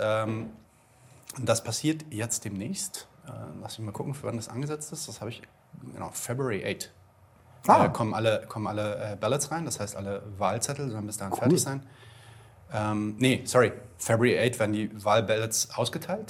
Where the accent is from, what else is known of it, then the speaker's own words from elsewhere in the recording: Germany; bei uns in Deutschland